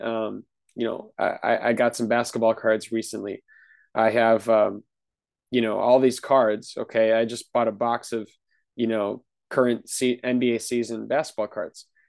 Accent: Wisconsin, United States; I'm from Wisconsin

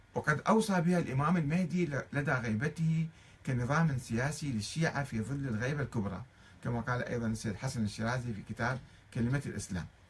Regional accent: Iraq; moved away as an adult; also born or lived in Tehran, Iran; ولنا كعراقيين نحن الشيعة العراقيين

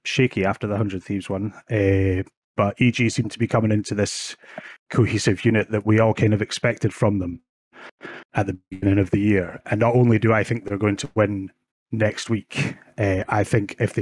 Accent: Oban, Scotland, United Kingdom; now in Benderloch, United Kingdom; I'm born and raised in Oban. I just moved out here in the last year

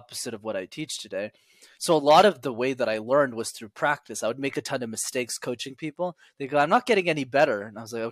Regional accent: Montreal, Quebec, Canada; I grew up in Montreal in Canada

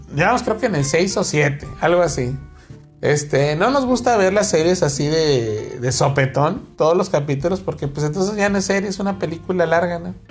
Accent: Mexico; somos mexicanos

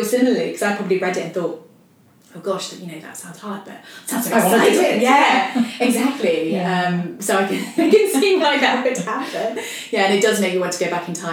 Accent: Nottingham, East Midlands, United Kingdom; I come from Nottingham

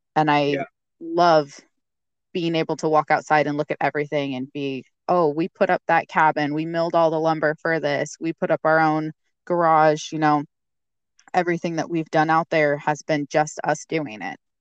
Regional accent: Eastern Washington, United States; moved away as an adult; now in Alaska, United States; my husband and I are uh, actually from Washington State. We we're both born and raised. Uh, I'm from Eastern Washington, the desert side

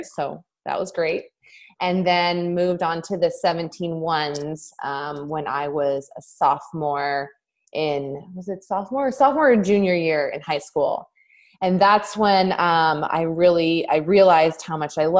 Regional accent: Southern California, United States; I grew up in Southern California

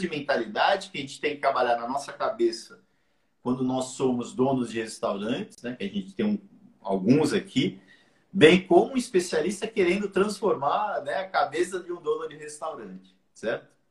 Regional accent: Santos, São Paulo, Brazil; now in Portugal; o Jabaquara é um time que todo mundo torce lá na minha região, em Santos

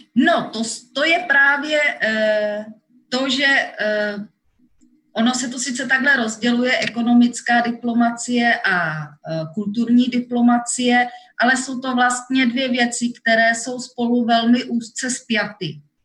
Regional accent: Czechia; moved away as an adult; now in Seoul, South Korea; jsem z České republiky

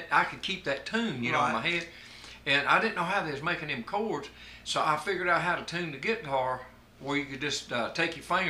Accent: Shelby, North Carolina, United States; also born or lived in Rock Hill; this is my hometown. This is where I was born.

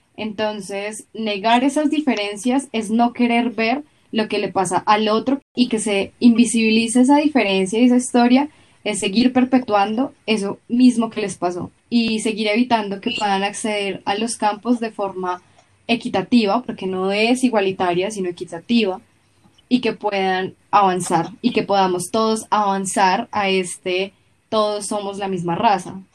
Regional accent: Colombia; en Colombia, aunque hay muchísima comunidad afro

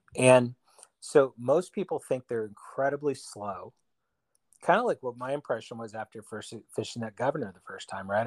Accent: Bay Area, California, United States; I'm from the Bay Area in California

